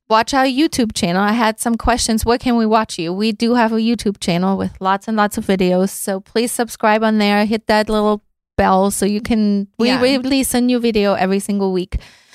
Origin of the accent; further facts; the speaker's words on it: Austria; moved away; Austria. I mean, since that's yeah. my home country.